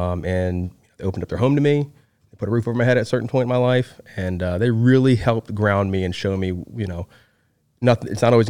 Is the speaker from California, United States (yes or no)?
no; Hartford, Connecticut, United States; moved away; I'm originally from Hartford, Connecticut. Really? I'm up northeastern guy. I'm a Yankee. I still have family up there.